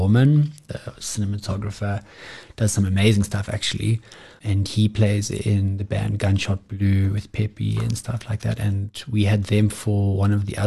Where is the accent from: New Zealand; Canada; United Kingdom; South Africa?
South Africa; as South African musicians